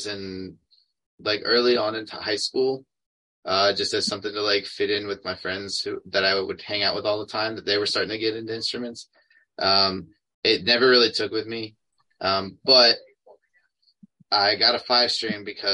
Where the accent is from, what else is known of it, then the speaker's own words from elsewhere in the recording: Maryland, United States; I'm from Maryland